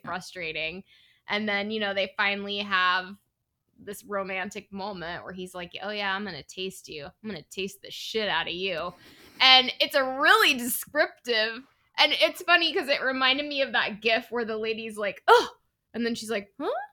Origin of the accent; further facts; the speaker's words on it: Northern California, United States; I'm from Northern California